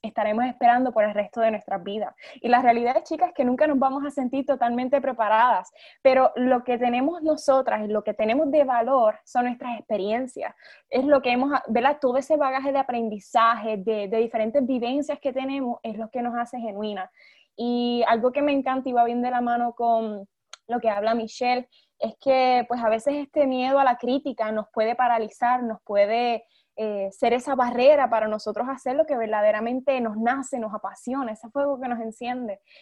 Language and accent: Spanish; Puerto Rico; soy de Puerto Rico